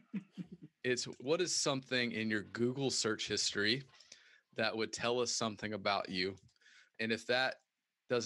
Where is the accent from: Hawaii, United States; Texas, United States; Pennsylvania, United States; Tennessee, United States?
Tennessee, United States; Knoxville; moved away; in Knoxville, where I'm from